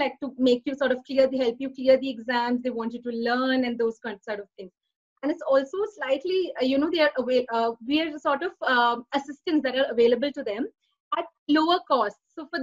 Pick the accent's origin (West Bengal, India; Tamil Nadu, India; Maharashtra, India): Maharashtra, India; Pune; I've been born and brought up in Pune, and most of my education, including CA, has been done in Pune